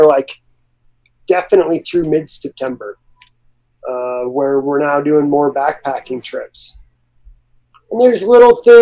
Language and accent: English; Breckenridge, Colorado, United States; moved away as an adult; also born or lived in Boston / Alaska; now in Los Angeles, United States; I grew up in Breckenridge, Colorado